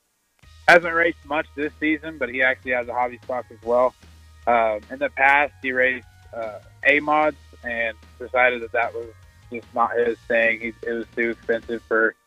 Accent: Bucklin, Kansas, United States; moved away as an adult; now in La Crosse, United States; I am originally from Buckland, Kansas. I just recently moved to La Crosse for college

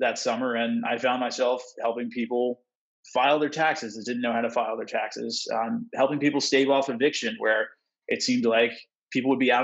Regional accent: Wilmington, Delaware, United States; moved away as an adult; I grew up in Wilmington, Delaware, which is the largest city in the relatively small state of Delaware

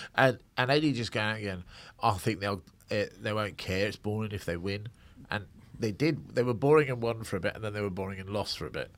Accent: Scotland, United Kingdom; as a Scot

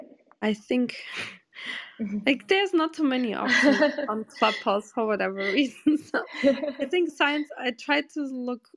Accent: Porto, Norte, Portugal; now in New York City, United States; in my hometown in Porto

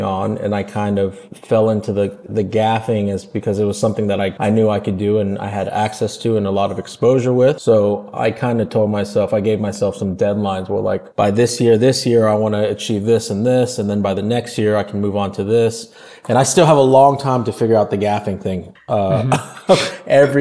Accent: Los Angeles, California, United States; I was born and raised in Los Angeles

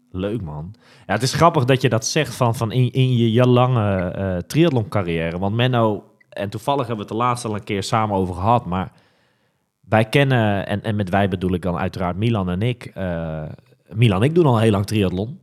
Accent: Netherlands; wij als Nederlanders

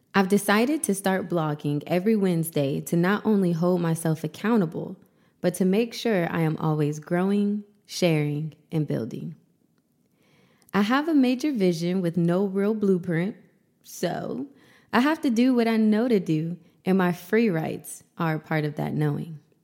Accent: Columbus, Ohio, United States; moved away as an adult; now in Los Angeles, United States; I moved to Los Angeles right before the pandemic from my hometown, Columbus, Ohio.

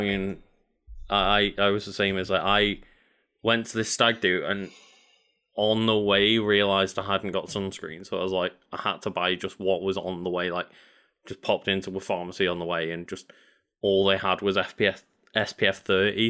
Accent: United Kingdom; as a British person

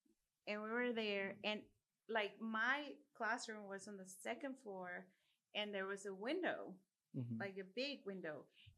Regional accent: Mexico; you know, I grew up in Mexico.

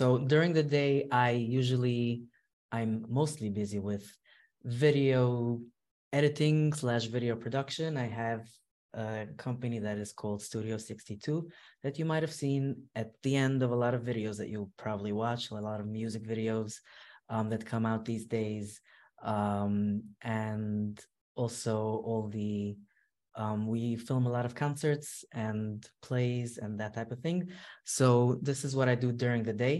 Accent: New York City, New York, United States; moved away as an adult; now in Monsey, United States; I grew up in Williamsburg, and I got married to Muncie.

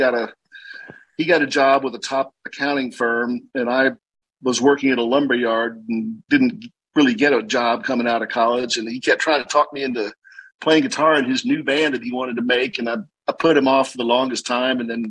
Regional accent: San Antonio, Texas, United States; now in Austin, United States; I grew up in San Antonio, and then couldn't wait to get out of San Antonio

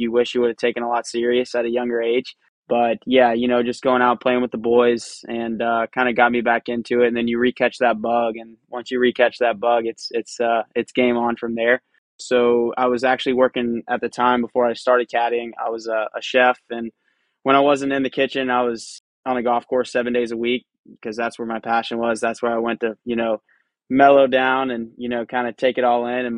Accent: Charleston, South Carolina, United States; I grew up here in Charleston, South Carolina

